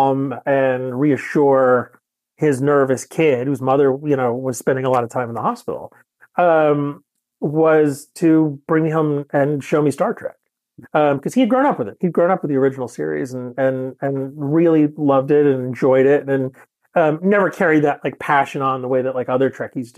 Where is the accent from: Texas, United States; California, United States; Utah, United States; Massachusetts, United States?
Massachusetts, United States; Western; I grew up in Western Massachusetts, in a kind of a small town, you know, just sort of rural Western Mass